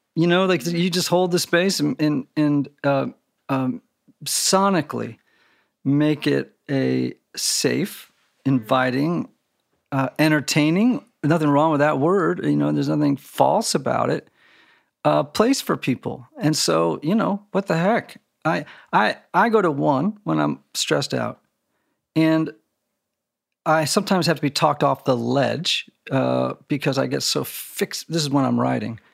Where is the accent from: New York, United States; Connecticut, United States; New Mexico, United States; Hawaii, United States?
Connecticut, United States; I grew up in Connecticut